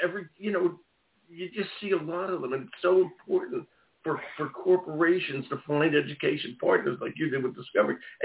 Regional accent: Philadelphia, Pennsylvania, United States; Philadelphia, or my hometown

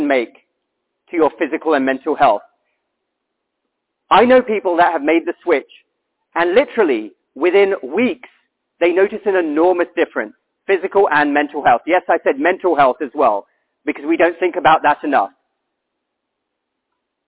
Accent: United Kingdom; I'm from the United Kingdom.

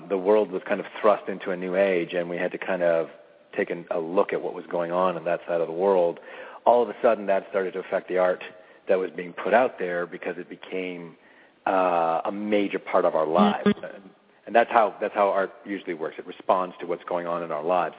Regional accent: Canada; I'm a Canadian. I'm born in Canada

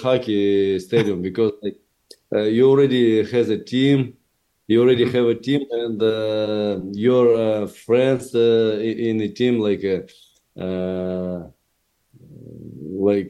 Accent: Chelyabinsk, Chelyabinsk Oblast, Russia; English is a second language; moved away as an adult; now in Florida, United States; I grew up in poor family and poor area where I lived people who worked on a huge factory in Russia, in my hometown, Chelyabinsk

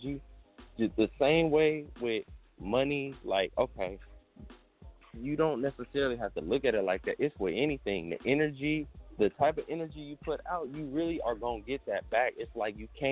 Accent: Oakland, California, United States; growing up in the inner city, I'm from Oakland

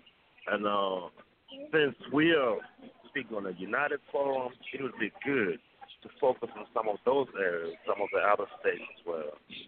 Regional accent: Uganda; I'm originally from Uganda.

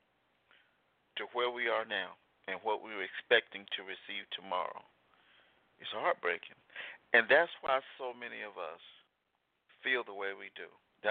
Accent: Selma, Alabama, United States; Growing up in Selma, Alabama

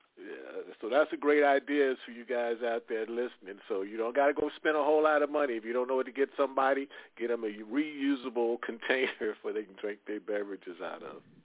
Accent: Midwest, United States; I come from the Midwest

